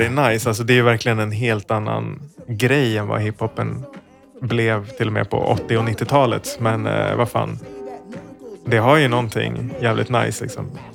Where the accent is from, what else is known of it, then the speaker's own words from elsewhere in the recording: Sweden; som svensk